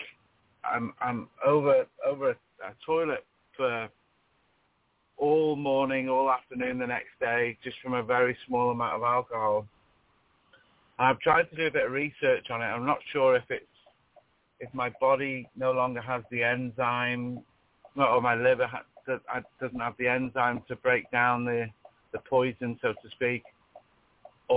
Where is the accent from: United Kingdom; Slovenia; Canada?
United Kingdom; I'm from the UK, if you gather with my accent